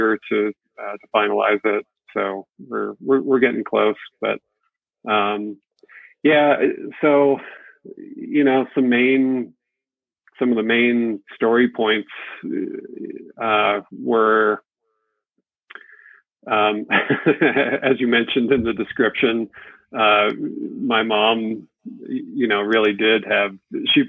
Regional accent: New England, United States; moved away; also born or lived in Connecticut / Southern California; I grew up in New England, and we moved to California, Southern California

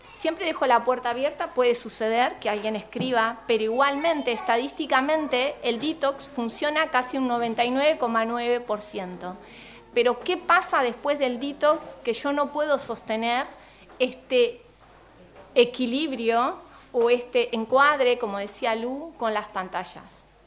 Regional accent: Argentina; moved away as an adult; now in Uruguay; yo soy eh, argentina, licenciada en comunicación social

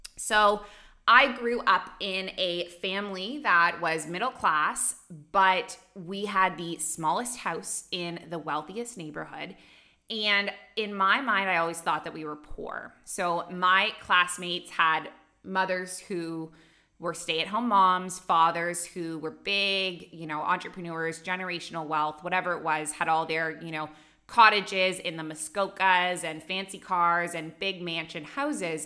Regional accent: Canada; moved away as an adult; also born or lived in Dubai, United Arab Emirates / Abu Dhabi, United Arab Emirates; now in Bali, Indonesia

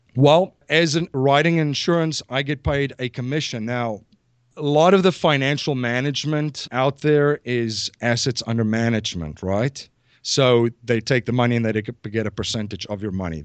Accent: South Africa; moved away as an adult; now in Newtown, Pennsylvania, United States; I'm originally from South Africa. I came here in two thousand and one

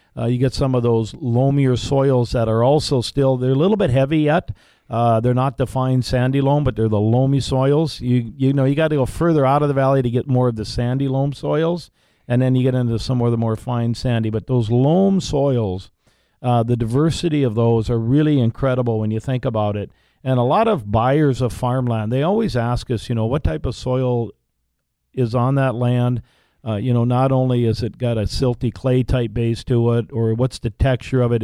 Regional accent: Larimore, North Dakota, United States; we, we were born and raised in the Laramore area on a farm up there

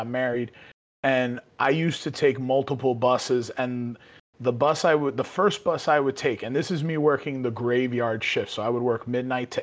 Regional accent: New York City, New York, United States; born and raised in the Bronx

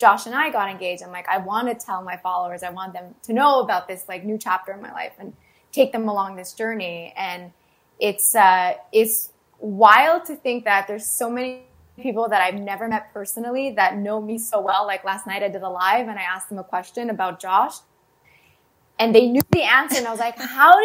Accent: Canada

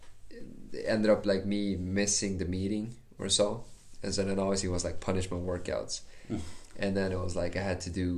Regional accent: Sweden; Like I come from Sweden.

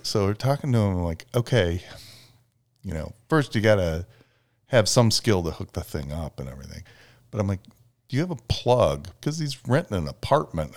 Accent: Chicago, Illinois, United States; Liz and I grew up in Chicago, and we spent a lot of vacation time up in Wisconsin

